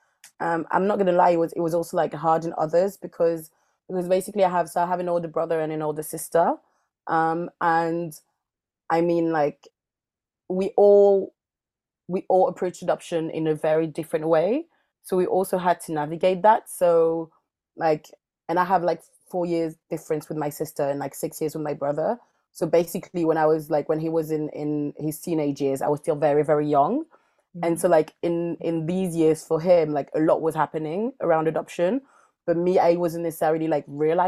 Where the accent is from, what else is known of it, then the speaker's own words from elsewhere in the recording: France; moved away as an adult; also born or lived in Mali; now in London, United Kingdom; I grew up in the French countryside